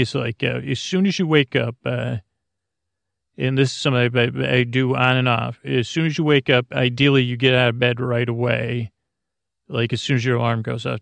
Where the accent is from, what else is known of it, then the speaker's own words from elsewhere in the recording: Syracuse, New York, United States; moved away; where I grew up in Syracuse, New York